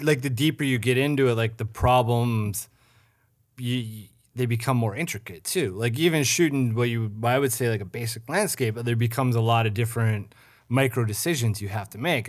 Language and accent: English; St. Cloud, Minnesota, United States; moved away; I'm from Saint Cloud